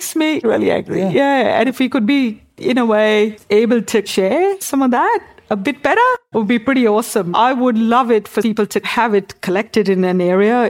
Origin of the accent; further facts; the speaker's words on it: Mumbai, Maharashtra, India; now in Australia; I grew up in Mumbai.